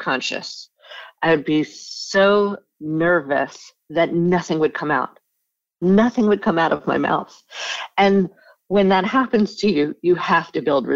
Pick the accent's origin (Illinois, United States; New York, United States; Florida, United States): New York, United States; also born or lived in Rye, New York / New Haven / Australia; I grew up in New York